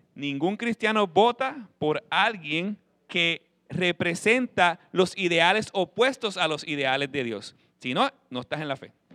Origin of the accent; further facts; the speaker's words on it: Puerto Rico; como pueblo latino puertorriqueño